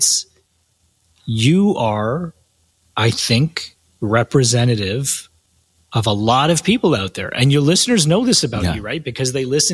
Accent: Canada; I'm Canadian, based in Toronto

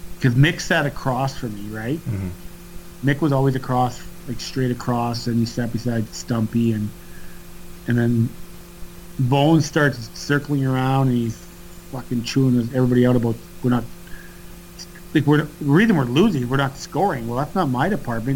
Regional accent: Canada

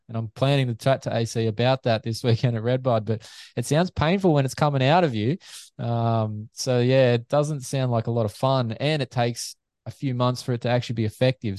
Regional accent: Australia; Aussie fans

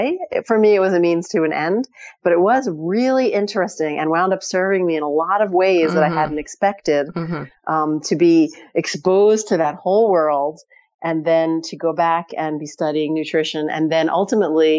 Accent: New York City, New York, United States; I grew up in New York City

